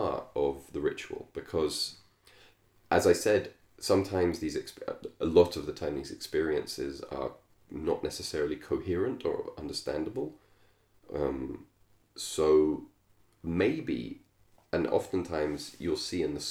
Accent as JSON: {"language": "English", "region": "England", "country": "United Kingdom", "tie": "born or raised there", "said": "I grew up in England"}